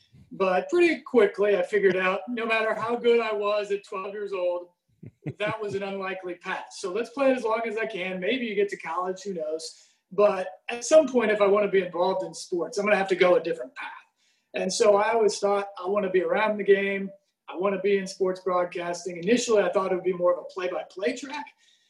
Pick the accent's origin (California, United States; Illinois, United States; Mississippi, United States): Illinois, United States; Champaign; I grew up in Central Illinois, in Champaign, college town, and was a typical, I think, boy in the late 80s, early 90s